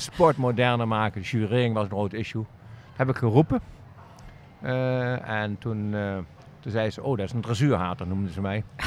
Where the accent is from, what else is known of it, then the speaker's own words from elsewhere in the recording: Netherlands; also born or lived in Aachen; Een Nederlander in Duitsland